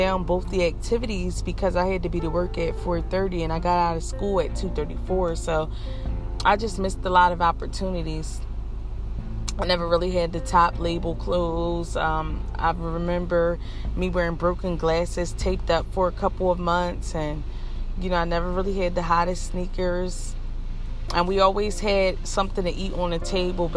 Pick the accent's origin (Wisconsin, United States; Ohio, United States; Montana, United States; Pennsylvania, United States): Pennsylvania, United States; Philadelphia; I grew up in Philadelphia, Pennsylvania